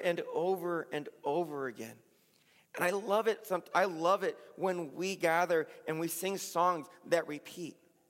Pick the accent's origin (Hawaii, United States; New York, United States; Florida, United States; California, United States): California, United States; Pomona; the church I grew up in Pomona